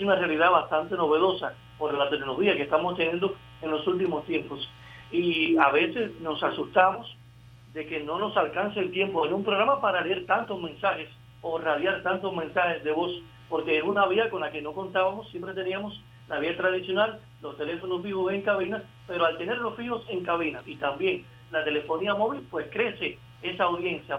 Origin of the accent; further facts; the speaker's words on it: Cuba; somos los cubanos